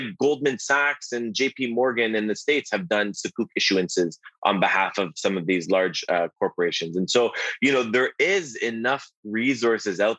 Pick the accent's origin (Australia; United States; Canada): Canada; Toronto, Ontario; I was born and raised here in Toronto